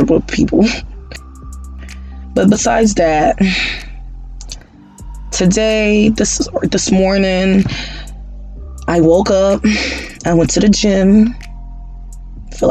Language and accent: English; Haiti; moved away; I am originally from Haiti